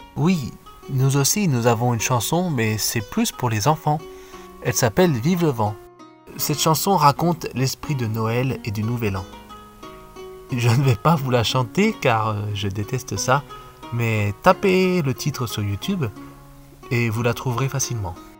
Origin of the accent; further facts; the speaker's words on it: Aix-les-Bains, Auvergne-Rhône-Alpes, France; moved away as an adult; also born or lived in Grenoble; now in Japan; Dans ma ville natale, qui s'appelle Aix-les-Bains